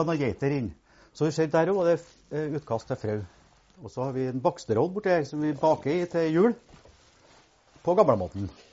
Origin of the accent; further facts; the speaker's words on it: Trondheim, Trøndelag, Norway; moved away as an adult; now in Lierne, Norway; Født og oppvokst i Trondheim